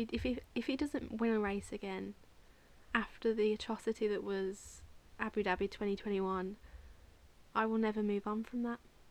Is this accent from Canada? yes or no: no; United Kingdom; I'm British